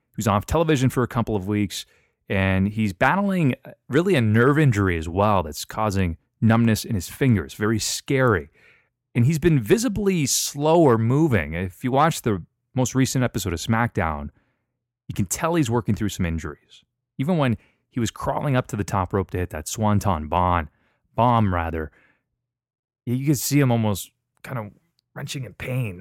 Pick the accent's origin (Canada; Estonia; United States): Canada; London, Ontario; my hometown of London, Ontario, Canada.